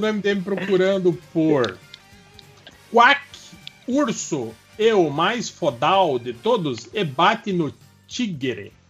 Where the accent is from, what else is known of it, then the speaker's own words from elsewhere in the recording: Santa Catarina, Brazil; now in Mato Grosso, Brazil; eu não ia querer o De Volta à Minha Terra porque ia ser Santa Catarina